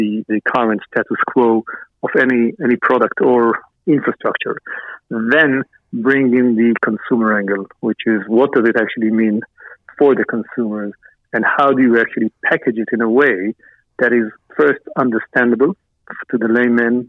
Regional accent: Israel; moved away as an adult; also born or lived in New York, United States; I was born and raised in Israel, moved to New York at the early 1990s

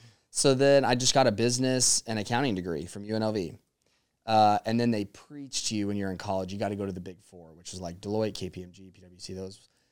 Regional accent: Las Vegas, Nevada, United States; But I was like, yeah, I was just born and bred in Vegas.

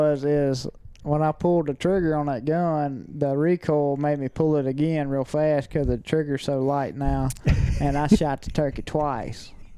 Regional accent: the South, United States; we grew up in the South and hunting national forest

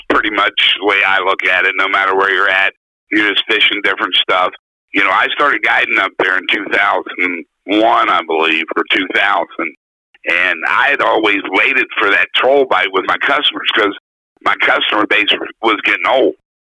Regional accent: United States; I'm from the St. Croix River.

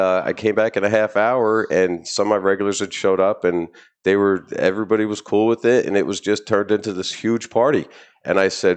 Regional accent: New Jersey, United States; I'm from Jersey.

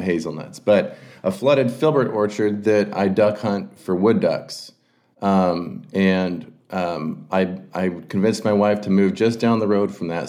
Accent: Oregon, United States; also born or lived in West Texas / Wyoming; I was born and raised in Oregon

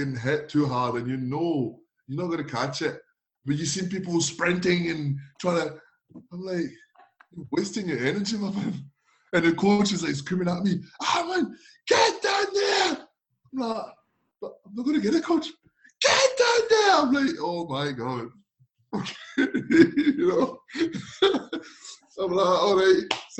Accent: Nantes, Pays de la Loire, France; I'm from Nantes, where we play on the feet, like.

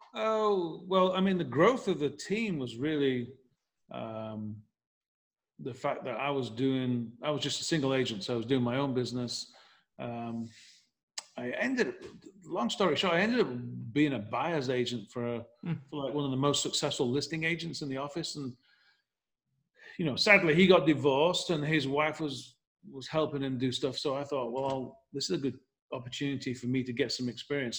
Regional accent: Leeds, Yorkshire and the Humber, United Kingdom; moved away as an adult; now in Nashville, United States; I'm from England, from Leeds. And um, long story short, as I m- moved to America in 1990

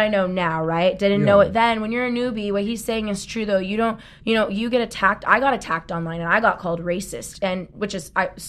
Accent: Southern California, United States; I grew up in Southern California in a very mixed cultural, racial family and around a lot of people.

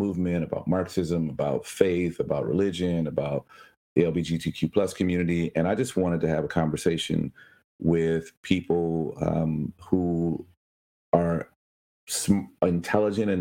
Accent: Chicago, Illinois, United States; I was born in Chicago.

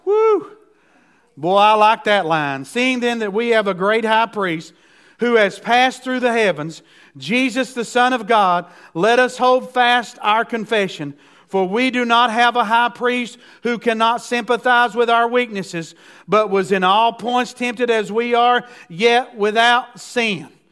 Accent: United States

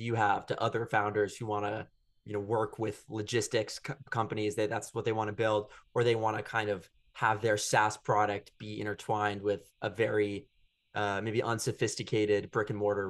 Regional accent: San Francisco, California, United States; I'm from San Francisco

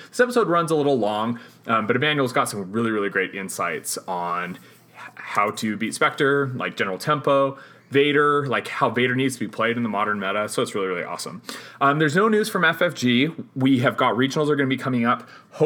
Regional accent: Hoytsville, Utah, United States; I'm a hick from Hoytsville

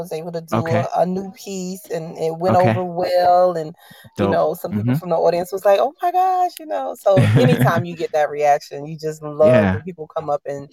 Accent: Allendale, South Carolina, United States; I am from Allendale, South Carolina, small town in the middle of nowhere

